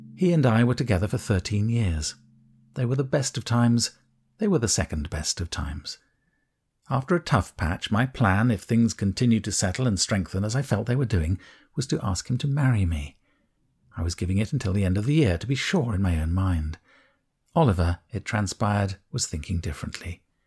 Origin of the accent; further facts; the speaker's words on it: United Kingdom; I, being British